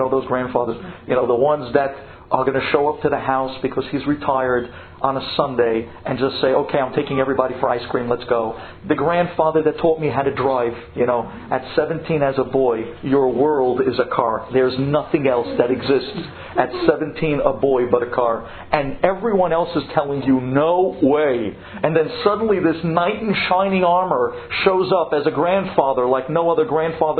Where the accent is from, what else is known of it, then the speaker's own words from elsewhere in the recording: United States; also born or lived in Israel; I was the only American in an Israeli yeshiva